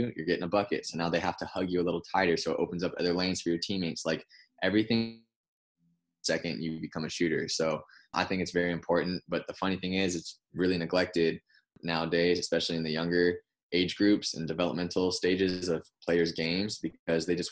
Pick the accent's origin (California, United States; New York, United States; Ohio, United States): California, United States; Concord; moved away as an adult; now in Los Angeles, United States; I was born and raised in NorCal. I'm in the East Bay in Concord